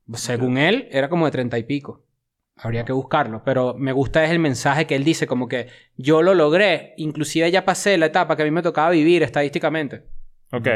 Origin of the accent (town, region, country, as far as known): Venezuela; now in Mexico City, Mexico